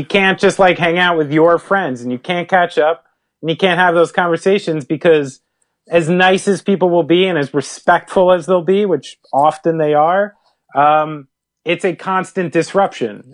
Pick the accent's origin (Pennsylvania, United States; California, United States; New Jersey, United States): New Jersey, United States; we're from New Jersey. We understand the trip from North Jersey to A C